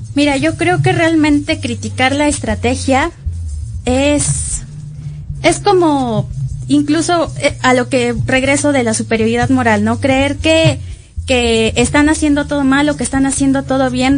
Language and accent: Spanish; Mexico; nosotros como mexicanos